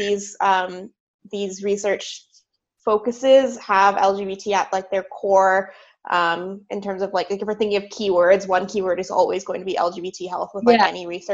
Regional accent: Southern California, United States; moved away as an adult; also born or lived in Philadelphia, Pennsylvania; now in Pittsburgh, United States; I grew up in Southern California, and that's honestly where I spent all of my childhood

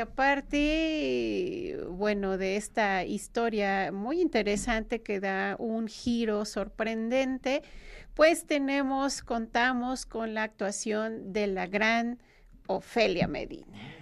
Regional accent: Mexico; como mexicanos

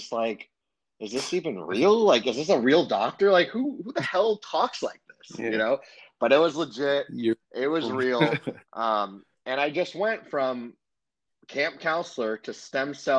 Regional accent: Los Angeles, California, United States; I'm from Los Angeles

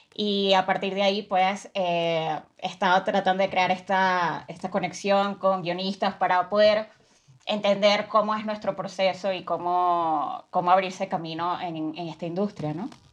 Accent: Venezuela; soy de Venezuela

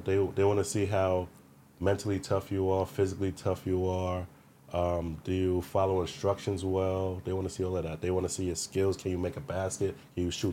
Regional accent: New York City, New York, United States; I'm from Brooklyn.

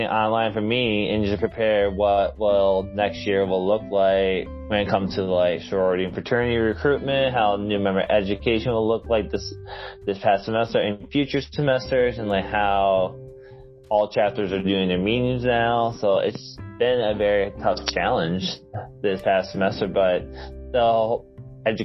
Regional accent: Port Huron, Michigan, United States; moved away; also born or lived in South Dakota; I'm originally from Port Huron, Michigan

